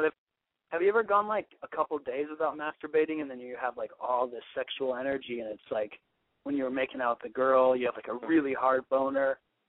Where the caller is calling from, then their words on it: Los Angeles, California, United States; I'm calling from Silver Lake.